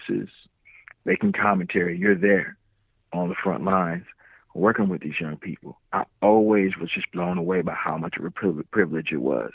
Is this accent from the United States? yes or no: yes; Illinois, United States; now in Charlotte, United States; I'm originally from Illinois